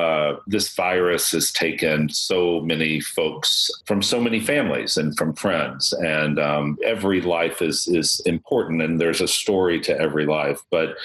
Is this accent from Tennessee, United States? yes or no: no; Boston, Massachusetts, United States; now in New Orleans, United States; when I moved to New Orleans from Boston, and you know, Boston, we have the New England Patriots.